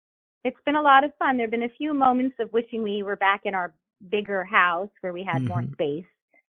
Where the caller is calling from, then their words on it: Florida, United States; I'm in Florida, and we're having an unseasonably warm winter, you know, this last month.